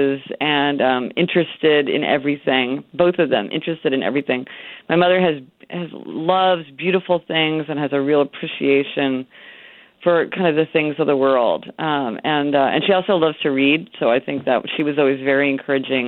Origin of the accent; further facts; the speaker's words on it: Kansas City, Missouri, United States; moved away; I'm from Kansas City, Missouri